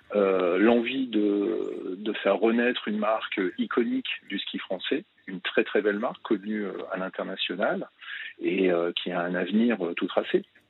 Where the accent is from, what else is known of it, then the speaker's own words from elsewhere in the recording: Chamrousse, Auvergne-Rhône-Alpes, France; j'ai habité Champ-Rousse et je suis né quasiment à Champ-Rousse, une station de ski au-dessus de Grenoble. Du coup, j'ai pratiqué le ski depuis ma toute jeune enfance